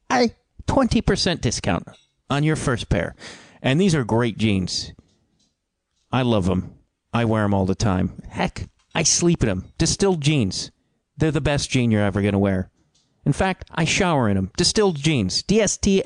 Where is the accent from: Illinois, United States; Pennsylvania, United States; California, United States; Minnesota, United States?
Illinois, United States; Chicago; being a Chicagoan